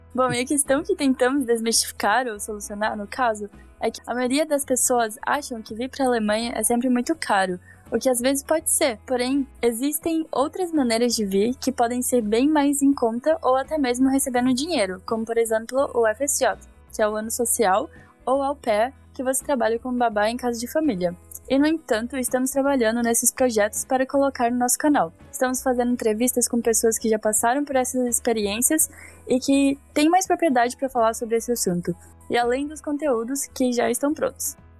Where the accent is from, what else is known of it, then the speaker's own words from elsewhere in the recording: Bahia, Brazil; moved away as an adult; also born or lived in Poland; now in Germany; nasci na Polônia e cresci no Brasil, especificamente na Bahia